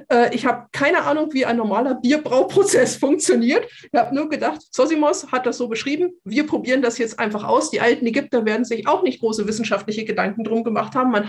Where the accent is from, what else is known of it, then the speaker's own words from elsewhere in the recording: Munich, Bavaria, Germany; was uns ein wenig, ähm, würde ich sagen, geschockt hat als Münchner